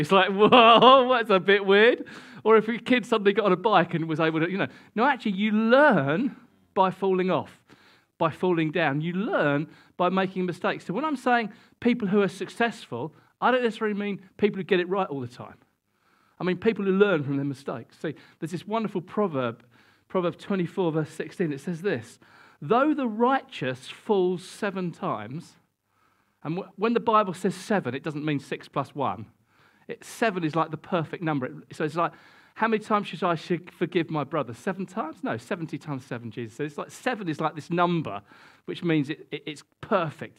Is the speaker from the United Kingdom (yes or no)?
yes; United Kingdom; we're British and we don't do this sort of thing very much